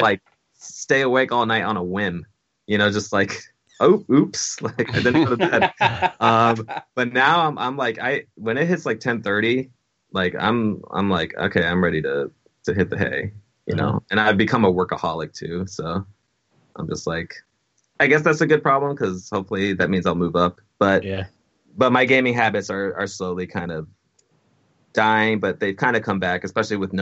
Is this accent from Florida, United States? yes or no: yes; Tampa, Florida, United States; I grew up in like the Tampa area